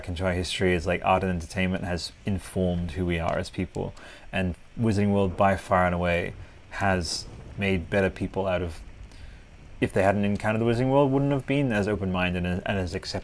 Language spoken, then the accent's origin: English; Italy; I grew up with this in Italy.